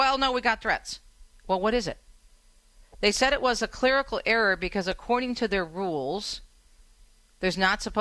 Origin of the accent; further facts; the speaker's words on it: Michigan, United States; moved away; my home state of Michigan